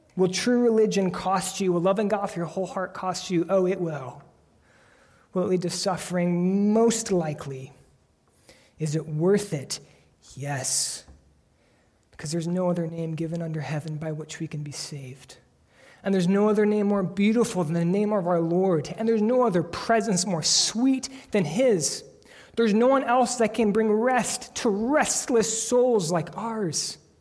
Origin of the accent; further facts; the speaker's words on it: United States; we are American Christians